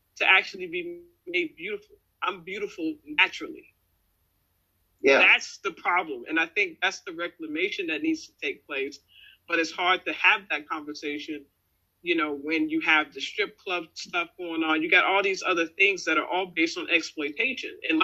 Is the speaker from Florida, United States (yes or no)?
no; Richmond, Virginia, United States; growing up in Richmond